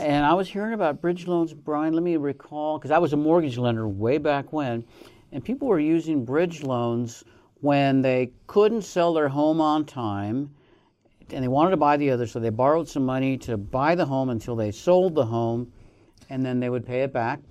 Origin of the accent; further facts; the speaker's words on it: Colorado, United States; now in Reno, United States; Omaha, Nebraska, not far from where I grew up in Colorado.